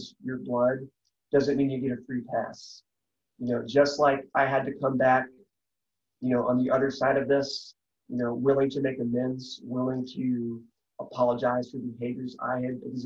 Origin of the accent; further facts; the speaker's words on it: Texas, United States; I got an even better job in the aerospace industry back in my home state of Texas